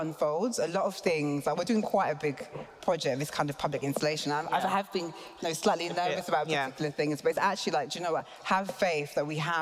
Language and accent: English; British born, England, United Kingdom; us being British born, us also being Ghanaian